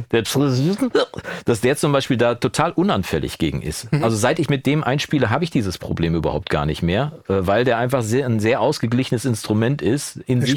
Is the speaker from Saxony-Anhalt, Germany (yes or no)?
no; Coesfeld, North Rhine-Westphalia, Germany; also born or lived in Wolbeck, Münster; now in Münster, Germany; keine 500 Meter von da, wo ich aufgewachsen bin